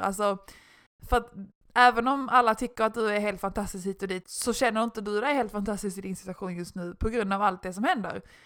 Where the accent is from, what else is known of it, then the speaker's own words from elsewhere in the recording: Malmö, Skåne, Sweden; moved away; jag är ju från Malmö